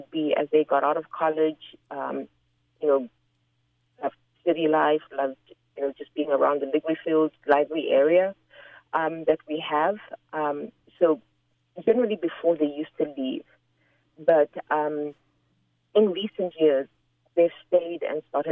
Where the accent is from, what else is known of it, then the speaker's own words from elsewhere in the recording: Zimbabwe; moved away; I'm from Zimbabwe